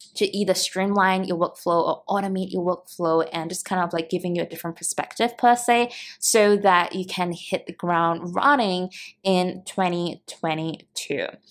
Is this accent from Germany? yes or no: no; Singapore; moved away as an adult; now in Cebu, Philippines; I'm originally from Singapore